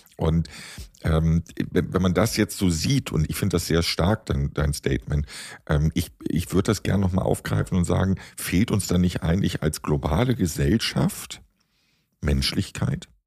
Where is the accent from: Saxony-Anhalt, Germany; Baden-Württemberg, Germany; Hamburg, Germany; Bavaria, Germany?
Hamburg, Germany; ich komme aus Hamburg, Hamburger Kaufmannsfamilie